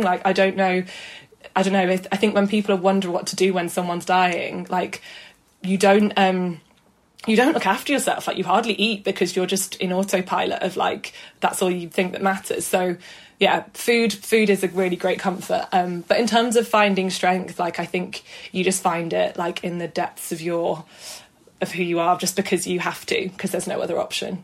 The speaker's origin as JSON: {"language": "English", "town": "Manchester", "region": "North West England", "country": "United Kingdom", "tie": "born or raised there", "also_born_or_lived": "Brighton", "moved": "as an adult", "lives_now": "London, United Kingdom", "said": "I am from South Manchester lived here, yeah, all my life, studied here, went to school here"}